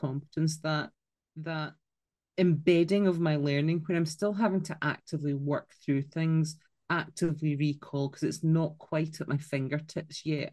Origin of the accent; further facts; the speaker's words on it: Scotland, United Kingdom; accent: Scottish; my Scottish accent